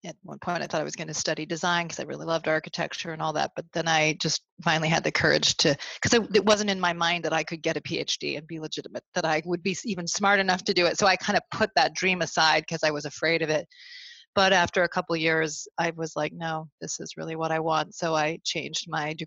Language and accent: English; Vermont, United States; I grew up in Vermont where there were very few members of the church